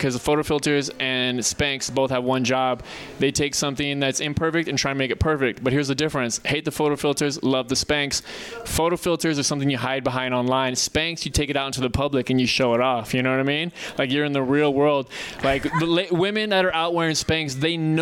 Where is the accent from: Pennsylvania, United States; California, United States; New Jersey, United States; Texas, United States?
Texas, United States; growing up in Texas